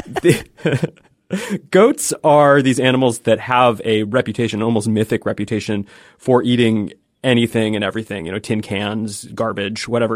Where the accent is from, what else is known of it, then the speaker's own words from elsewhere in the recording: Pacific Northwest, United States; moved away; I'm from the Pacific Northwest